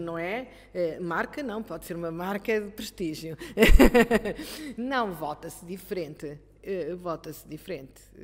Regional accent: Coimbra, Centro, Portugal; sou de Coimbra

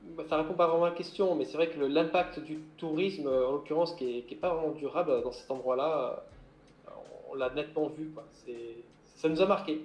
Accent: Corsica, France; moved away as an adult; also born or lived in French Guiana; moi j'ai grandi en Corse avant de partir à l'âge de 19 ans sur le continent pour travailler en tant que marin, puis gendarme maritime

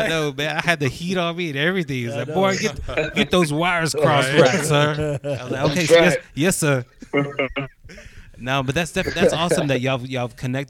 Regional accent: West Texas, United States; we're from West Texas.

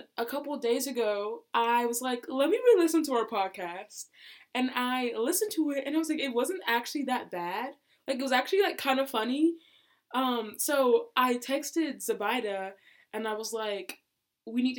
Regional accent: Oconee County, Georgia, United States; also born or lived in Athens, Georgia; I was born in Athens and raised in Oconee County, Georgia.

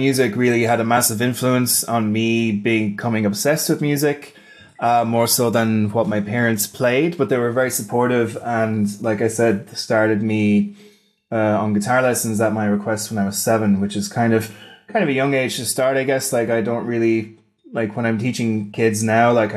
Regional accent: Wexford, Leinster, Ireland; moved away as an adult; now in Berlin, Germany; I am from Wexford in Ireland, currently living in Berlin since middle of 2016

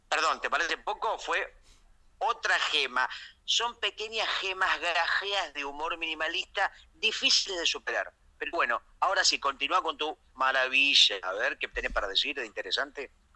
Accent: Argentina; más fuerte me siento yo como persona y como argentino

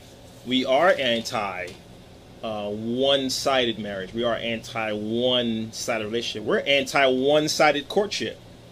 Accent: Philadelphia, Pennsylvania, United States; especially in my hometown of Philadelphia

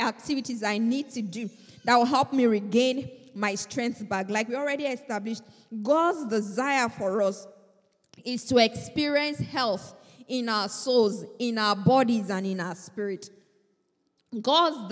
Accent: Nigeria; moved away; I am a Nigerian

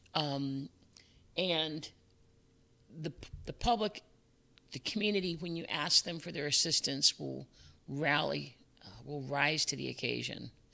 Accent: Chicago, Illinois, United States; moved away as an adult; also born or lived in Fairfax County, Virginia / Oak Park, Illinois; I was born and raised in Chicago

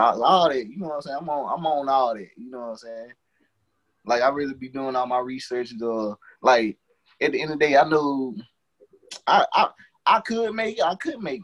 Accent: Henderson, North Carolina, United States; I ain't trying to stay in my hometown

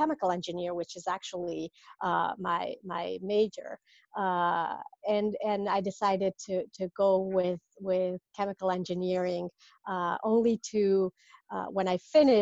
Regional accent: Mexico City, Mexico; moved away as an adult; now in Rhode Island, United States; I'm from Mexico originally, and that's where I was born, raised, Mexico City

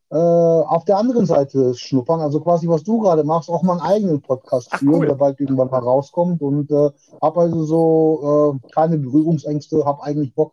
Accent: Witten, North Rhine-Westphalia, Germany; äh, ich bin 45 Jahre. Äh, ich komme aus Witten, das ist im Ruhrpott

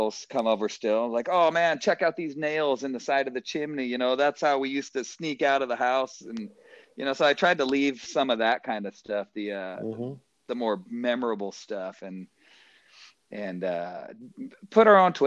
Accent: Silverton, Oregon, United States; also born or lived in Monmouth, Oregon / Independence, Oregon; I'm from old Silvertone, Oregon here, and I still throw out y'all once in a while

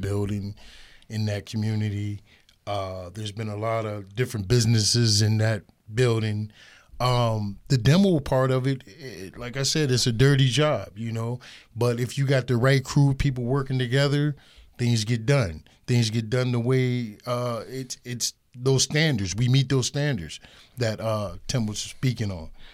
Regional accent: Erie, Pennsylvania, United States; I grew up in Erie all my life, forty-six years

